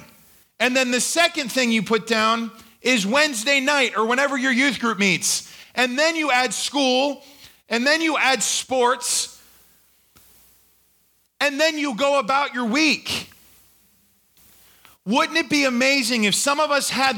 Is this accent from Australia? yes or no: yes; Australia; now in United States; When I was growing up in Australia, I took this, my teacher taught me what to do if I was ever approached by the Queen of England